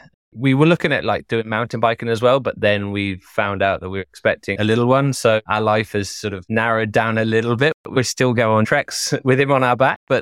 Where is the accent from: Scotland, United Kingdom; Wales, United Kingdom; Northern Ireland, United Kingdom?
Wales, United Kingdom; also born or lived in Germany / Italy / London; Although I grew up in Wales primarily, we traveled around the world. So we traveled primarily in the UK, but lived in Germany for a while, in Italy.